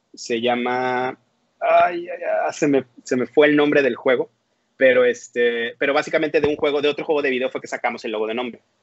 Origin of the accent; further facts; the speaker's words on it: Veracruz, Mexico; now in Monterrey, Mexico; yo soy originario, nací en Veracruz, este, en el puerto de Veracruz. Yo vengo de por allá. Actualmente vivo en Monterrey, Nuevo León